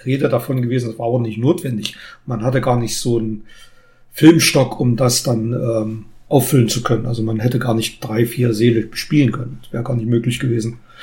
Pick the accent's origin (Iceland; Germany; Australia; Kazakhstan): Germany; Gera ist nicht unweit von meiner Geburtsstadt